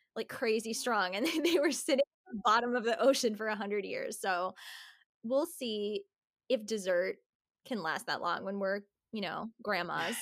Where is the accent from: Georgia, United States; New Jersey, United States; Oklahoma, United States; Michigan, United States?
New Jersey, United States; I'm from New Jersey